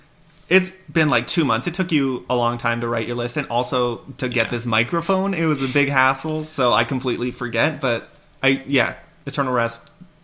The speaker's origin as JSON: {"language": "English", "country": "Canada", "said": "we're from Canada."}